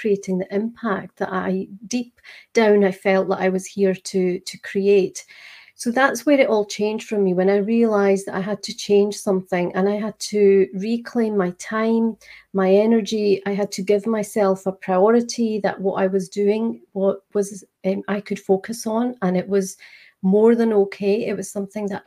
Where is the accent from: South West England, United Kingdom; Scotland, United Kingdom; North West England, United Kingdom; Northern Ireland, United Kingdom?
Scotland, United Kingdom; accent: Scottish; I am just outside Edinburgh in Scotland